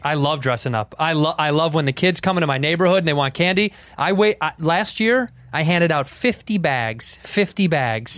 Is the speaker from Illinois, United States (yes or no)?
yes; Chicago, Illinois, United States; I'm from Chicago